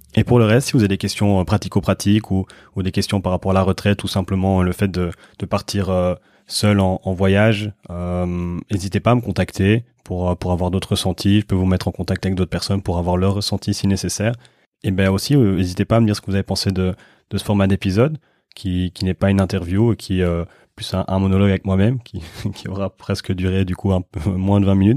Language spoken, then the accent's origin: French; Brussels, Brussels-Capital Region, Belgium; je suis de Bruxelles